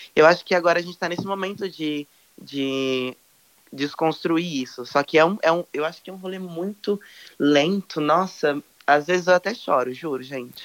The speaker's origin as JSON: {"language": "Portuguese", "town": "Olímpia", "region": "São Paulo", "country": "Brazil", "tie": "born or raised there", "moved": "yes", "lives_now": "São José do Rio Preto, Brazil", "said": "atualmente moro em São José do Rio Preto, interior de São Paulo, mas eu nasci uhum. no Olímpia"}